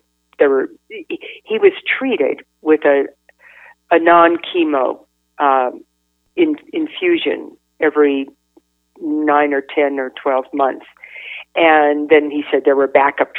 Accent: Northern California, United States; moved away; I grew up in Northern California

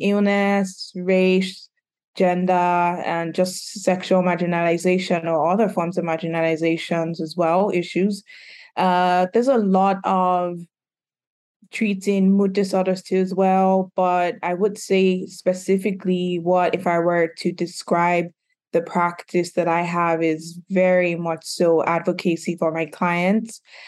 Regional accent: Nigeria; also born or lived in United Kingdom; now in Philadelphia, United States; I'm a licensed professional counselor based in Philadelphia. I grew up in Nigeria, grew up in the UK, and moved to Philadelphia 6-7 years ago now.

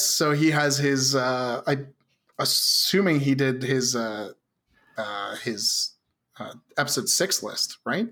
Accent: Southern Ontario, Canada; I'm from Southern Ontario.

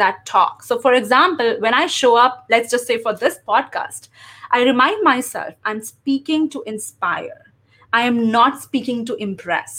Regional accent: India; first language English; moved away as an adult; also born or lived in Chicago, United States; now in United States; I am originally from India, and I relocated to the US after marriage

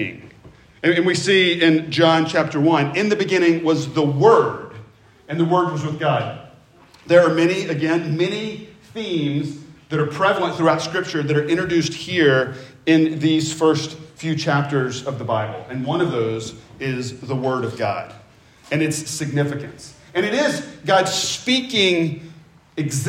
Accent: Memphis, Tennessee, United States; I grew up in Memphis

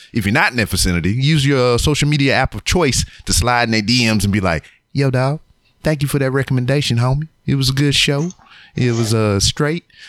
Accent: Louisiana, United States; now in Houston, United States; I'm from uh, Louisiana, so I'm about like two hours away from here.

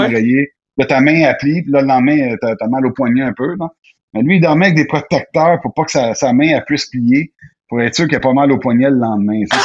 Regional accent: Quebec, Canada; je viens du Québec, j'adore le Québec

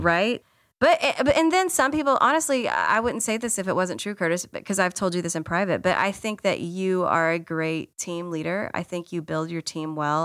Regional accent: Texas, United States; also born or lived in Washington, D.C. area; I grew up in Texas, and I grew up in a Baptist church

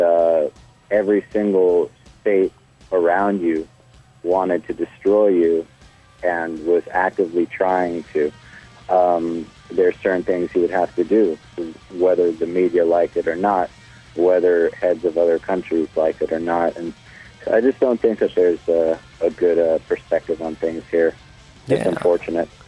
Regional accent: Cleveland, Ohio, United States; I was born in Cleveland, Ohio.

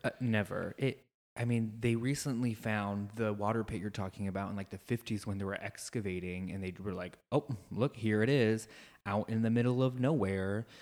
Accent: Midwest, United States; moved away as an adult; now in Ireland; growing up in the Midwest

